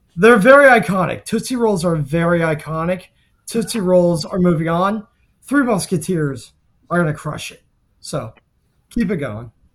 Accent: Miami, Florida, United States; I grew up in Miami in the nineties.

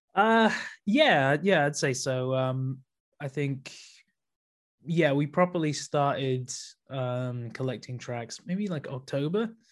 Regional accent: Leeds, Yorkshire and the Humber, United Kingdom; moved away as an adult; from Leeds. Um, I'm, yeah, moved back to my hometown very recently

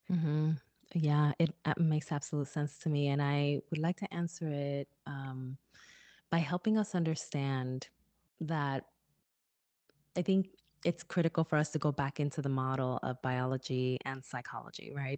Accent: Newark, New Jersey, United States; my hometown of Newark, New Jersey

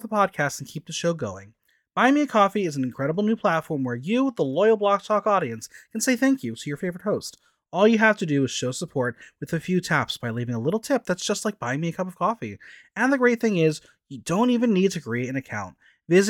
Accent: Boston, Massachusetts, United States; You're going to my hometown for school

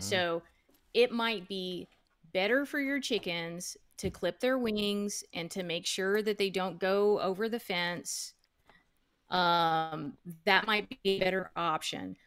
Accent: United States; I was born in the United States. Um, my parents immigrated from Guatemala in the nineteen sixties.

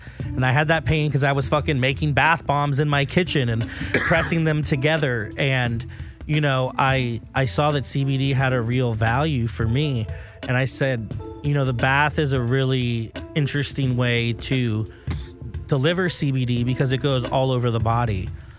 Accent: Miami, Florida, United States; I'm from Miami.

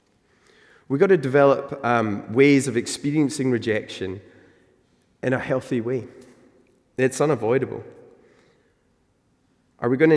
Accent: Newton Mearns, Scotland, United Kingdom; now in South Queensferry, United Kingdom; I grew up in Newton Mearns. It's in the south side of Glasgow

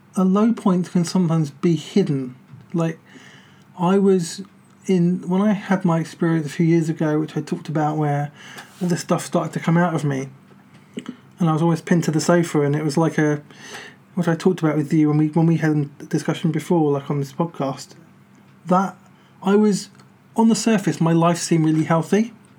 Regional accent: United Kingdom; we're British

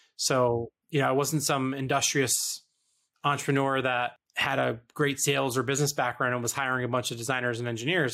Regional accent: East Coast, United States; growing up on the East Coast

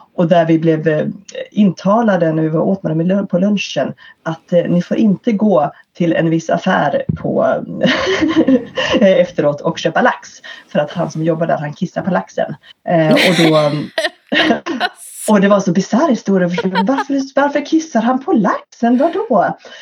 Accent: Örebro, Örebro County, Sweden; i Örebro, i min hemstad här

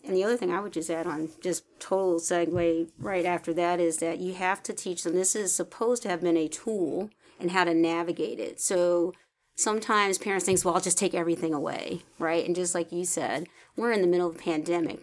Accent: the North, United States; I grew up in the North

